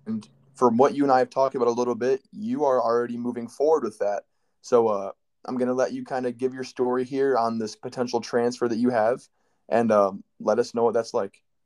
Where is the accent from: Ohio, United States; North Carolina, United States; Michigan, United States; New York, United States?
Michigan, United States; I'm from Michigan